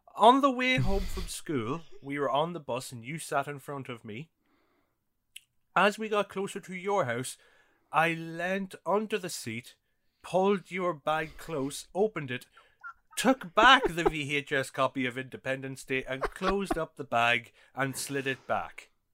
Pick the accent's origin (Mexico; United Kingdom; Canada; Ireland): Ireland; I grew up in Ireland during the nineties